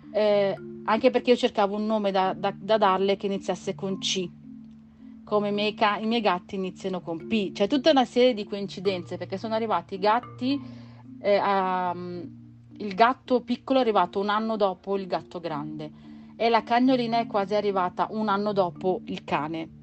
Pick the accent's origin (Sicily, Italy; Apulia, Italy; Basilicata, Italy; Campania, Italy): Campania, Italy; province of Naples; moved away; Io sono campana di origini e nata nella provincia di Napoli